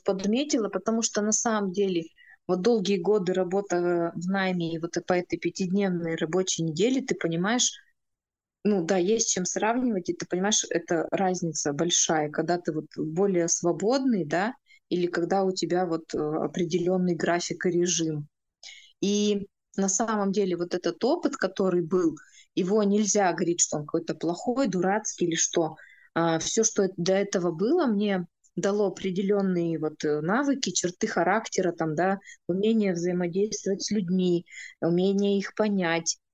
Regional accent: Urals, Russia; мы, уральцы

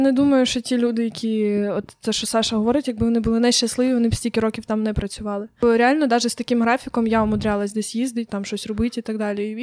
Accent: Ukraine; first language Ukrainian; я живу в Україні, розмовляю українською, це моя рідна мова. Я тут виросла

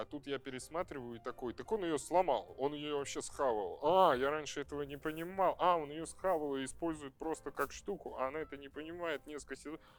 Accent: Saint Petersburg, Russia; moved away as an adult; now in Moscow, Russia; Я там прожил, я там родился и прожил

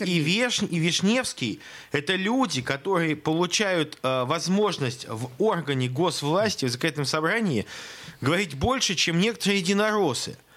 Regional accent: Saint Petersburg, Russia; в Санкт-Петербурге, в родном для меня городе

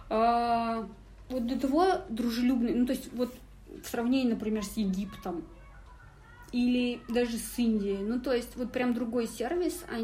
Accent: the Urals, Russia

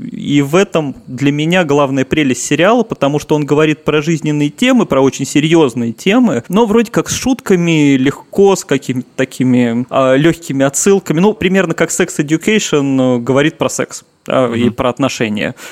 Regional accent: Saint Petersburg, Russia; как коренной петербуржец

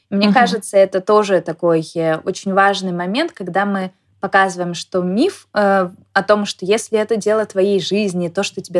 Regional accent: Saint Petersburg, Russia; now in Moscow, Russia; Поэтому я из Петербурга переехала в Москву, а, потому что это была моей мечтой.

